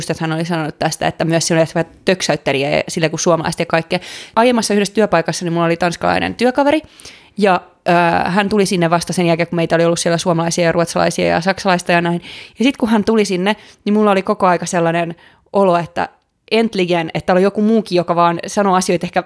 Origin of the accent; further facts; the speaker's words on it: Pori, Satakunta, Finland; now in Sweden; mun armaasta vanhasta kotikaupungistani Porista